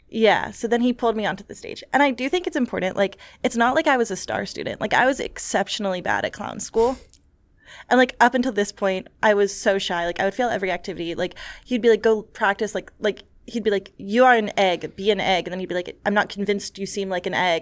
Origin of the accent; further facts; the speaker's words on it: New York City, New York, United States; growing up in New York City